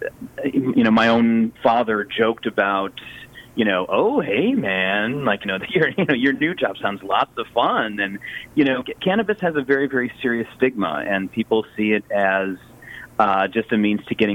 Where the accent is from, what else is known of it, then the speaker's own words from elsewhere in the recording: Chicago, Illinois, United States; moved away; I grew up in Chicago